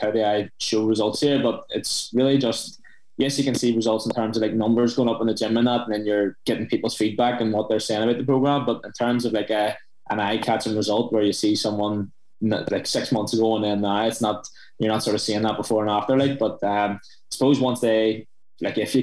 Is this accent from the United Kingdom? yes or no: yes; Belfast, Northern Ireland, United Kingdom; also born or lived in Omagh; from Belfast, playing football